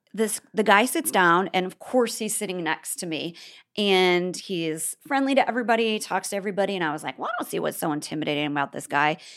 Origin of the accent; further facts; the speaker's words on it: Bellevue, Nebraska, United States; moved away; I grew up in Bellevue.